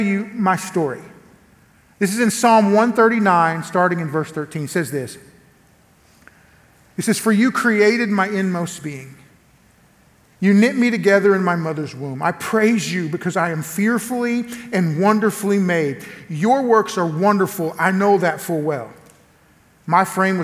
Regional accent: Elgin, Oklahoma, United States; now in Lawton, United States; I come from a little place called Elgin, Oklahoma, same county where I'm pastoring at now. I live now in Lawton, Oklahoma. I'm at First Baptist Church of Lawton, Oklahoma. But I grew up just down the road in Elgin

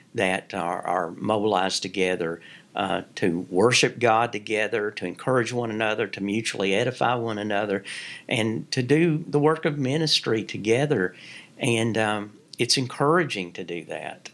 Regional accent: Kentucky, United States; moved away as an adult; also born or lived in North Carolina / Virginia; my home state

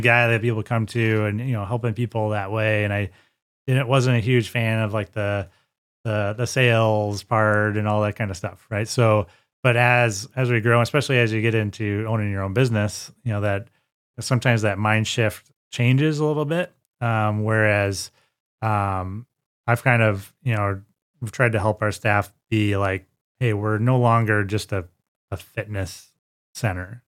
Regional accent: Sterling, Illinois, United States; I am uh, born and raised in Sterling, Illinois.

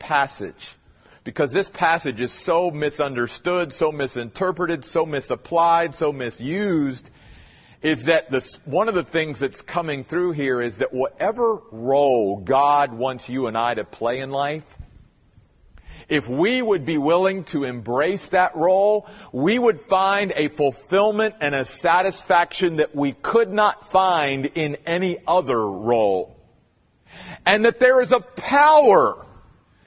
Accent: Eastern United States, United States; moved away; I grew up in the Church of the Brethren back east

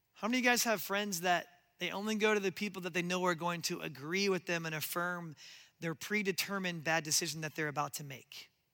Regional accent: Omaha, Nebraska, United States; I grew up in Nebraska and Omaha

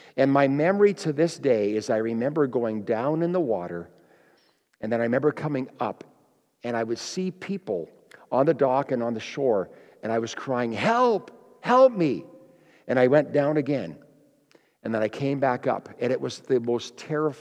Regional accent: Kenora, Ontario, Canada; I grew up in Kenora, Ontario, Lake of the Woods, east of Winnipeg

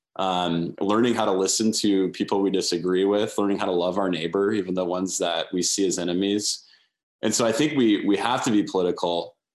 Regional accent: United States; I love being an American

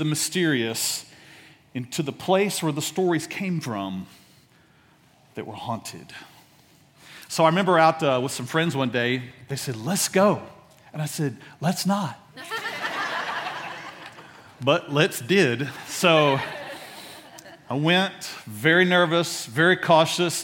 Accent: Dallas, Texas, United States; I grew up in Oak Cliff

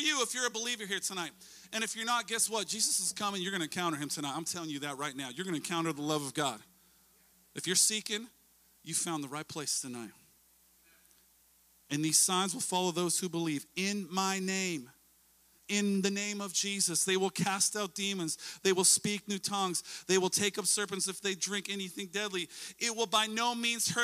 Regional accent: Washington, United States; also born or lived in Orcas Island, Washington; My family and I, we live in Washington State. We're from Washington State.

